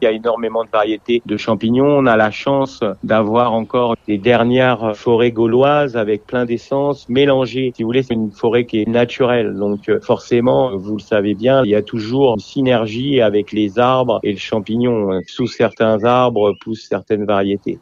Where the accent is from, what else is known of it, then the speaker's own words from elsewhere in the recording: Normandy, France; je suis normand